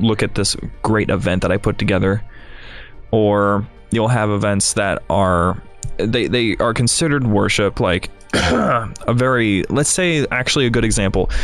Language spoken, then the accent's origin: English; Ohio, United States; now in Chicago, United States; I'm from Ohio, you have to drive twenty minutes to get to the nearest church